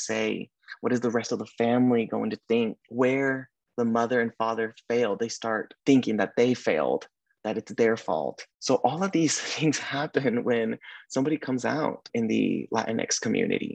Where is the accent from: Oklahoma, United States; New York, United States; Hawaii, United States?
Oklahoma, United States; moved away as an adult; also born or lived in Sacramento, California; now in California, United States; I had the privilege of being born and raised in Oklahoma.